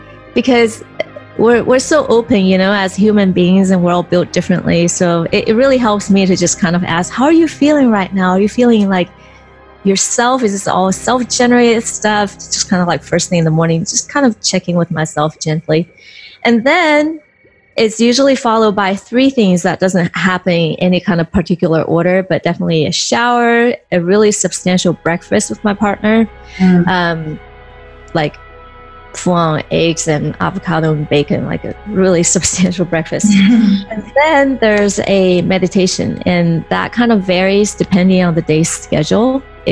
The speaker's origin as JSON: {"language": "English", "country": "Taiwan", "also_born_or_lived": "California", "moved": "yes", "lives_now": "United States", "said": "island called Taiwan, which is a part of China. And then I moved to California. So usually I would just say I'm from California."}